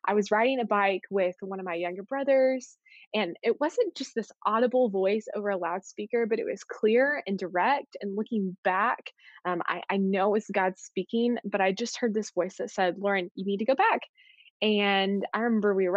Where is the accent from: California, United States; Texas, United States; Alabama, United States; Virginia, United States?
Texas, United States; Arlington; also born or lived in Waco, Texas; I grew up in Arlington, Texas, and then I moved to Waco a few years ago for college at Baylor University